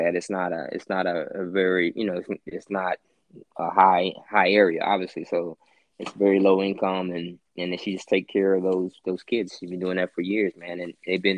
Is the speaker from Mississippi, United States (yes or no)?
yes; Petal, Mississippi, United States; also born or lived in Meridian, Mississippi / Richland, Mississippi; we got to Petal, Mississippi. It's near Hattiesburg. That's where I did all of my grade school from first grade all the way through high school